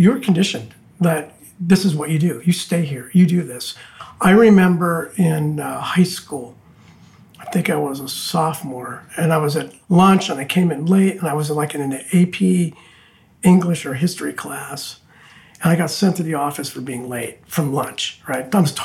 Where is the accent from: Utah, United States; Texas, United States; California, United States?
California, United States; Santa Fe Springs; now in Laguna Beach, United States; I was born just east of Los Angeles in a small, primarily Hispanic town called Santa Fe Springs